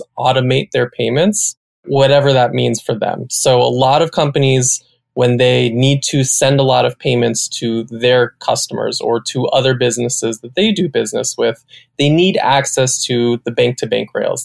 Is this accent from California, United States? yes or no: yes; Salinas, California, United States; moved away as an adult; also born or lived in New York / San Francisco; Born and raised in Salinas